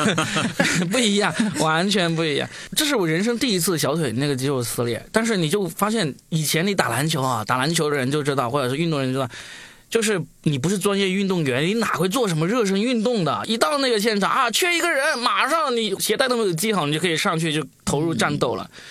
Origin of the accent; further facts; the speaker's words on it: Guangdong, China; 我作为一个广东人，我其实是一直没有吃辣的这个传统的